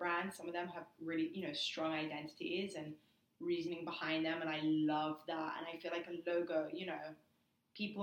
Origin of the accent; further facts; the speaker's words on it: England, United Kingdom; I'm from England